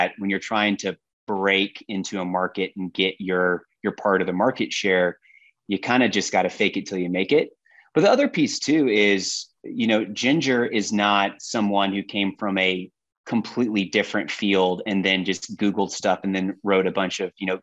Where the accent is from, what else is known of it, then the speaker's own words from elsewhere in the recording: Austin, Texas, United States; I'm from Austin, Texas